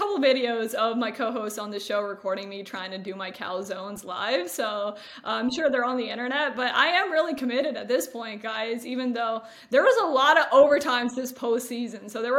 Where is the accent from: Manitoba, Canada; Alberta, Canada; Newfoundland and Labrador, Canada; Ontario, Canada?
Ontario, Canada; Toronto; now in New York, United States; And I'm from Toronto, but now I live in New York.